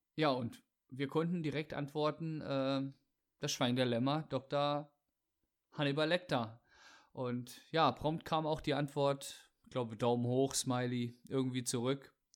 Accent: Germany; Wir sind halt Deutsche

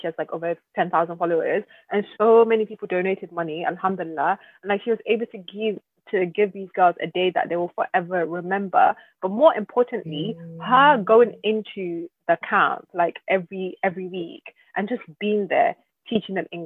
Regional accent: Nigeria; I'm Nigerian

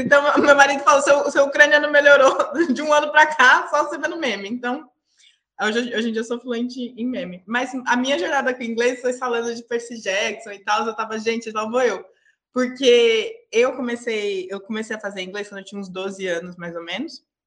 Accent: Brazil; moved away as an adult; eu sou brasileira, mas eu já moro fora do país já tem uns quatro anos

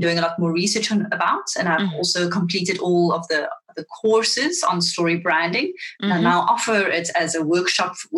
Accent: South Africa; accent: Afrikaans; first language Afrikaans; English is a second language; my Afrikaans, which is my first language

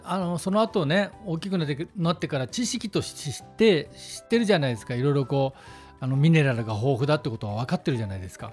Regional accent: Shizuoka, Japan; moved away as an adult; also born or lived in Tokyo; now in Hokkaido, Japan; その当時静岡からうんと東京に高校卒業して出た

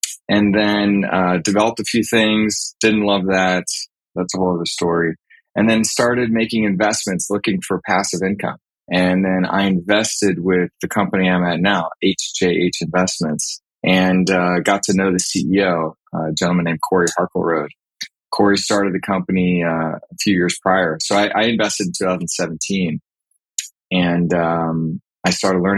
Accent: Texas, United States; also born or lived in Austin, Texas; Born and raised in Texas, been in Austin since 2000 when I came to go to the University of Texas

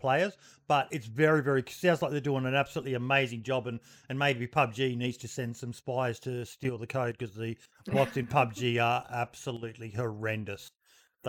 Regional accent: Australia; Being Australian

